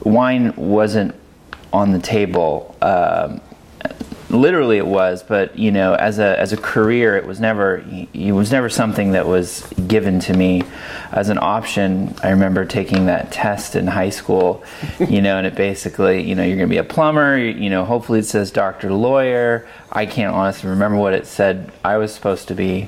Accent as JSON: {"language": "English", "area": "Monterey Bay area", "region": "California", "country": "United States", "tie": "born or raised there", "moved": "as an adult", "lives_now": "Oregon, United States", "said": "I grew up in California in the Monterey Bay area"}